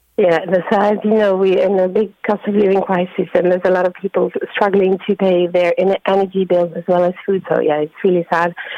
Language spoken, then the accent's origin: English; France; moved away as an adult; also born or lived in London, United Kingdom; now in Drogheda, Ireland; I'm from France. Um, I moved to Ireland in 2019 uh, with my partner, who's Irish. And after living 13 years in London